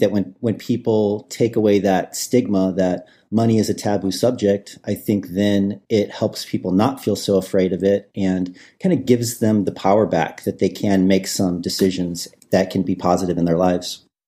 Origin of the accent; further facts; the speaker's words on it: Midwest, United States; I grew up in the Midwest